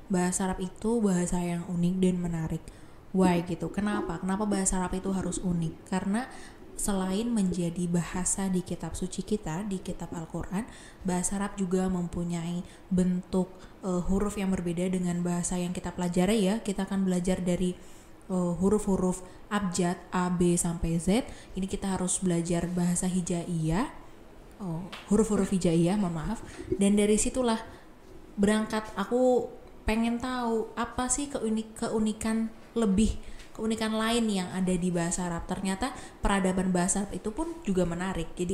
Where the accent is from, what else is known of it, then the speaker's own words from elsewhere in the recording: Pemalang, Central Java, Indonesia; saya datang dari Pemalang, Jawa Tengah dan sekarang duduk di semester 5 angkatan 2019.